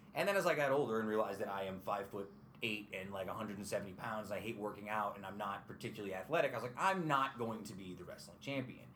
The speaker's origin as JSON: {"language": "English", "town": "Utica", "region": "New York", "country": "United States", "tie": "born or raised there", "said": "I grew up here, and Utica College sort of existed on the periphery"}